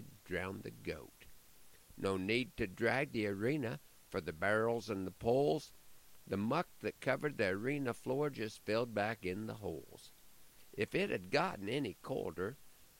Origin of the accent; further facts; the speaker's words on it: Nebraska, United States; My hometown had the honor of hosting the Nebraska State Finals Junior High Rodeo this past week